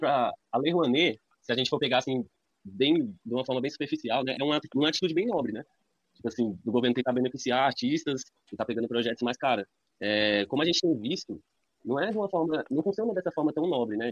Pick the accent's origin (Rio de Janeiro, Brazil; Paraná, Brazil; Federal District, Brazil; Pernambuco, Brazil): Federal District, Brazil; Ceilândia; now in Recanto das Emas, Brazil; Fui criado na Ceilândia, mas atualmente moro no Recanto das Emas.